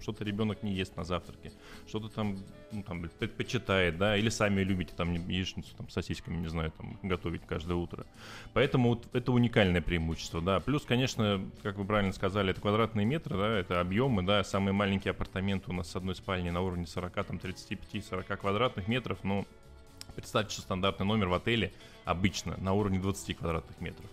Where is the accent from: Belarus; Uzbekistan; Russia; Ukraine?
Russia; Novosibirsk, Novosibirsk Oblast; moved away as an adult; now in Sochi, Russia; Я вообще из Новосибирска.